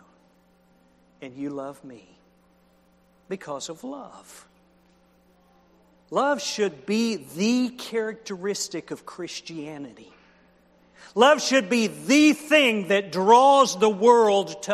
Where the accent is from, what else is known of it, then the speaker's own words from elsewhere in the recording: Oklahoma, United States; I was raised in Oklahoma